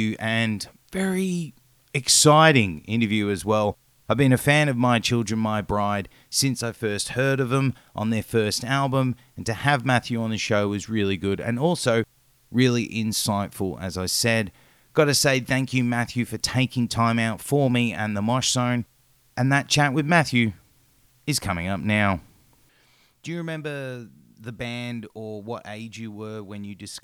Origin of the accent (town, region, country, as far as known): Australia